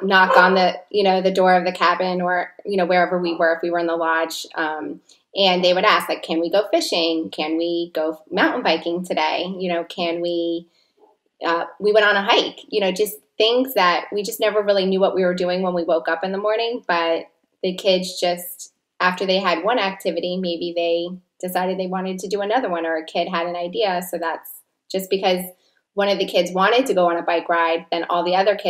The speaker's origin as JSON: {"language": "English", "town": "Plantation", "region": "Florida", "country": "United States", "tie": "born or raised there", "said": "I was born and raised in Plantation, Florida"}